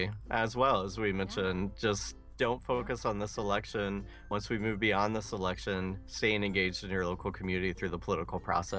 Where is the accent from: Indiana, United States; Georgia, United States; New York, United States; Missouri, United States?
Indiana, United States; Cowan; moved away; my hometown of Cowan, Indiana